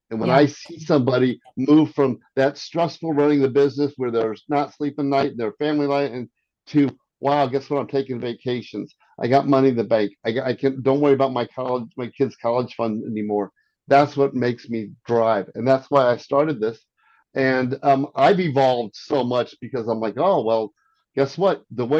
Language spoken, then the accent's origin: English; Arnold, Missouri, United States; also born or lived in France / South Korea / Silicon Valley; I was born in France, raised in Arnold, Missouri, grew up in South Korea, and lived in Silicon Valley.